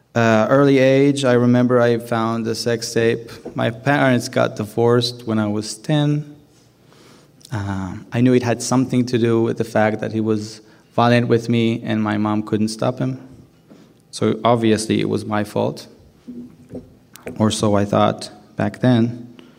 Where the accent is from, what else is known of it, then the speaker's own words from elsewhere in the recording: Jerusalem, Jerusalem District, Israel; I grew up in Jerusalem